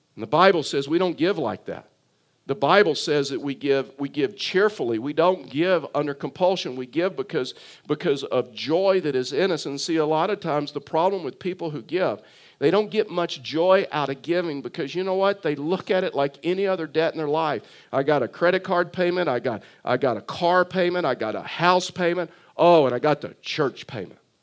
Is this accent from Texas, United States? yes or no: yes; South Texas, United States; also born or lived in Tyler, Texas; I was born in South Texas, and so we fished on, on the coast of, of South Texas